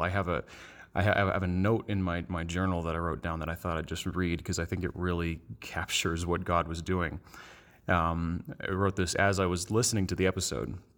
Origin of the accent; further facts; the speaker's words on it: Bethlehem, Pennsylvania, United States; I'm from Bethlehem, Pennsylvania